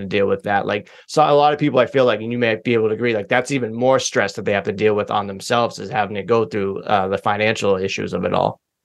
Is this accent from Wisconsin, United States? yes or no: no; Massachusetts, United States; I'm I'm from Massachusetts